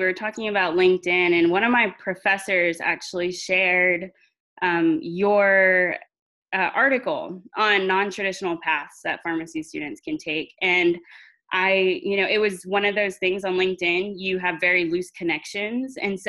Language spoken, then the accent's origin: English; Central Texas, United States; also born or lived in Arlington, Texas; now in Abilene, United States; I was born in a very small town in Central Texas. Graduated with 73 students in my high school class